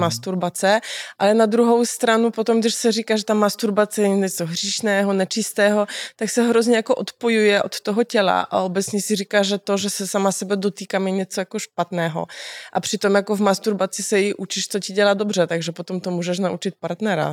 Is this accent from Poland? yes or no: yes; Cieszyn Silesia, Silesian Voivodeship, Poland; now in Czech Republic; Já jsem zrovna z Těšinského Slezska